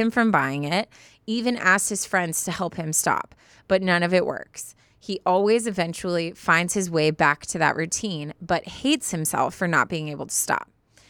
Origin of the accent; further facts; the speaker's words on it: London, United Kingdom; We're both from London. That's where we met.